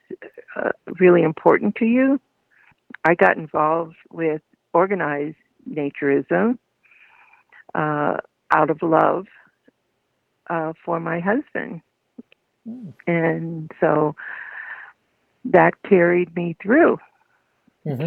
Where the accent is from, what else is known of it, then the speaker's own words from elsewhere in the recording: Duluth, Minnesota, United States; I grew up in Duluth, Minnesota.